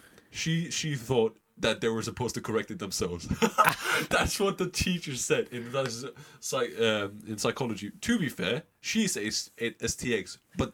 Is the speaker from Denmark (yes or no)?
yes; Korsør, Zealand, Denmark; I'm from Korsør, which is Zealand.